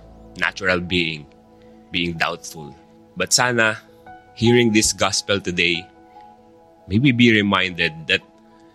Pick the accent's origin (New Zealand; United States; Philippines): Philippines; we as a Filipino